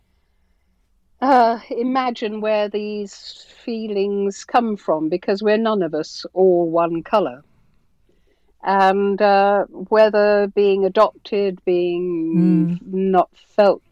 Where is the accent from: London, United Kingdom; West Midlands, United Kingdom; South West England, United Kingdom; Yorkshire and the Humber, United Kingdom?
West Midlands, United Kingdom; Birmingham; I'm a Brummie